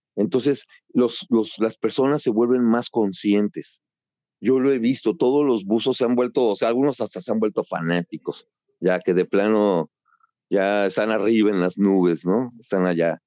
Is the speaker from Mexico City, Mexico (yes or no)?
yes; Mexico City, Mexico; now in Cozumel, Mexico; yo nací en la Ciudad de México, nací en la campestre Churubusco